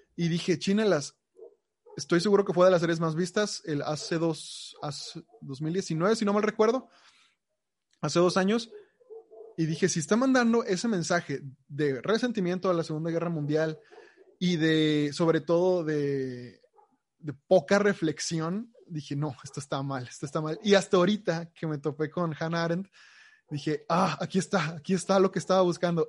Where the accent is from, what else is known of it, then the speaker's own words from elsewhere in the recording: Mexico; nosotros como mexicanos